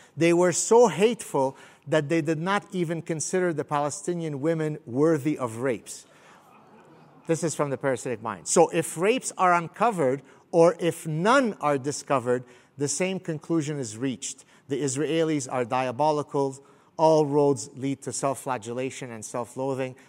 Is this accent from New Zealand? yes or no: no; Canada; also born or lived in Beirut; I'm Canadian